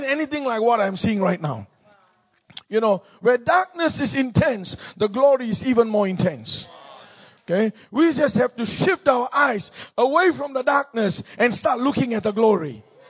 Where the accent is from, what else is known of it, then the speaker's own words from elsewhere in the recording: Singapore; moved away as an adult; now in United States; I'm from Singapore. Born and raised in Singapore